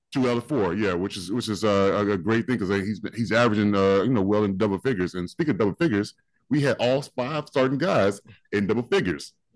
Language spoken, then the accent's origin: English; Oklahoma, United States; moved away; I grew up in Oklahoma